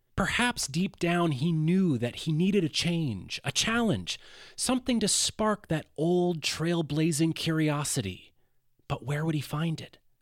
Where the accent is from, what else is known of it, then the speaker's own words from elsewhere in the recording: Athens, Georgia, United States; my hometown of Athens, Georgia